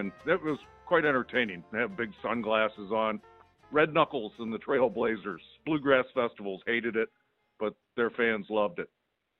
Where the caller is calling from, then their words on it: Ellenton, Florida, United States; I'm calling from Ellenton, Florida.